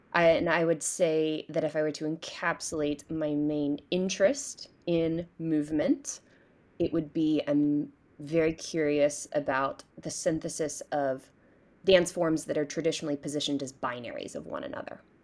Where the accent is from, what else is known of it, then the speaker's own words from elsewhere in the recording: Hillsborough, North Carolina, United States; I grew up in Hillsborough, North Carolina